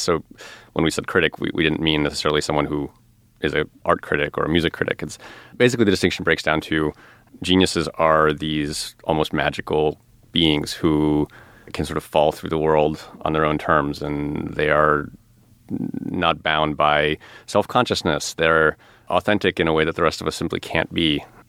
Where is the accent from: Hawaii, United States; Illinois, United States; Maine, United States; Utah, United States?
Illinois, United States; outside of Chicago; I grew up outside of Chicago